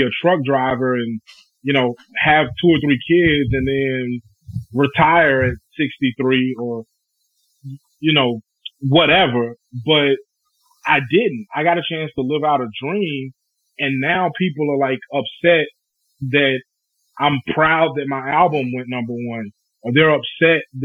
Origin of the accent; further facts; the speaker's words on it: Bernice, Louisiana, United States; Bernice, my hometown, had an elementary and a high school